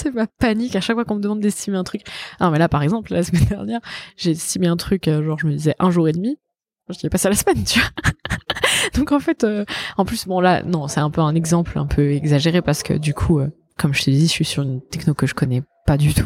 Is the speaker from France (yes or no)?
yes; Savoy, Auvergne-Rhône-Alpes, France; moi je suis savoyarde